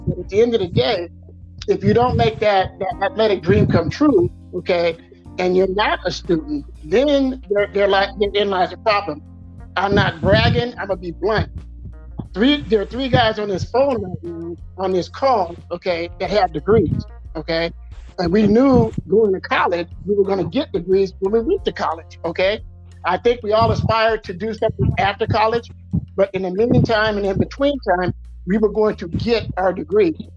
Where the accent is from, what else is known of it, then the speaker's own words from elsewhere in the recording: Stockton, California, United States; we are from Stockton